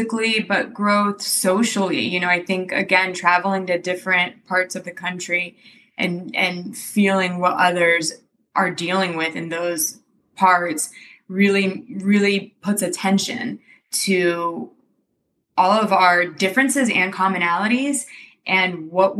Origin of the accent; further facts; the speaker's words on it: Romania; now in United States; we're from Romania, so I grew up traveling around Europe